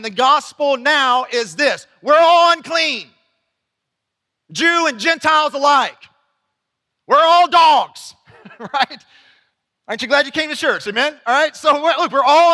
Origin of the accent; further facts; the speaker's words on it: United States; I grew up in Bullock County